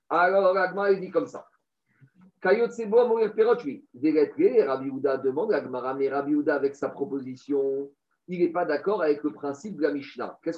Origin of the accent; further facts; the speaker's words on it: Tiberias, Northern District, Israel; En gros, moi, j'ai réussi à faire une bonne affaire parce que je viens de Tibériade.